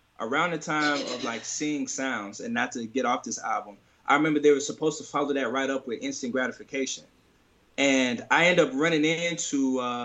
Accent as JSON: {"language": "English", "town": "St. Louis", "region": "Missouri", "country": "United States", "tie": "born or raised there", "moved": "as an adult", "said": "St. Louis, which is my hometown, which is where I was first 25 years of my life."}